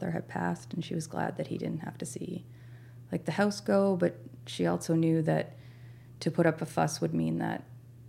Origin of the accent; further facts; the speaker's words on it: Nova Scotia, Canada; moved away as an adult; also born or lived in Saskatchewan; now in Newfoundland, Canada; the place that I grew up in Nova Scotia